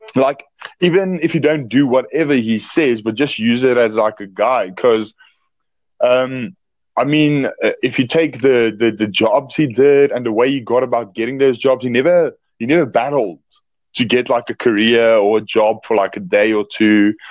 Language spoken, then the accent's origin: English; South Africa; I'm from South Africa.